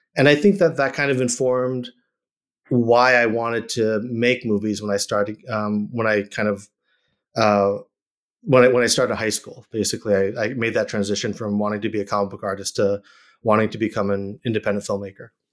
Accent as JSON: {"language": "English", "town": "Randolph", "region": "Massachusetts", "country": "United States", "tie": "born or raised there", "also_born_or_lived": "Chicago, Illinois", "moved": "yes", "lives_now": "Los Angeles, United States", "said": "that's where I grew up, is in Massachusetts, um, outside of Boston. This place called Randolph, uh, Mass"}